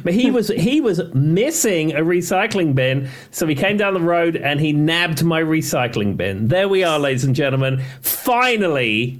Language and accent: English; London, United Kingdom; moved away as an adult; now in United States; growing up in England, certainly growing up in London, you meet a lot of Australians